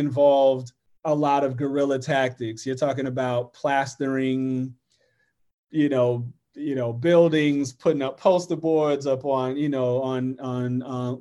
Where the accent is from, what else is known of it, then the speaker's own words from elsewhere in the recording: Florida, United States; moved away as an adult; also born or lived in New York City; I grew up in Florida.